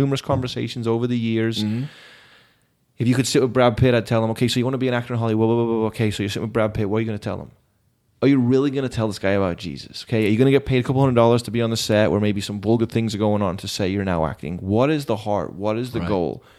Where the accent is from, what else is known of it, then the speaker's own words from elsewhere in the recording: England, United Kingdom; I'm not Mexican or Black, yeah. but I'm English.